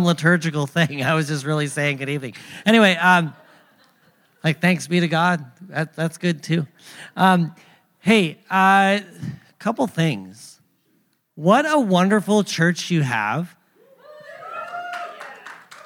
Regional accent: Thunder Bay, Ontario, Canada; moved away as an adult; also born or lived in Pacific Northwest; I'm from Canada, from Thunder Bay, Ontario

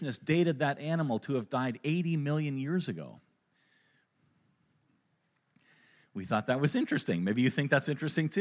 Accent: Kitchener, Ontario, Canada; I was born in Kitchener, Ontario

